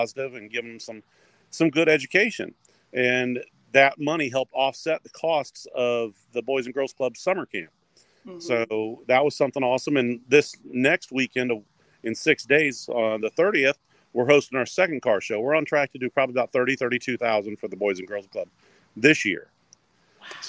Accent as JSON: {"language": "English", "town": "Springfield", "country": "United States", "tie": "born or raised there", "said": "growing up in Springfield"}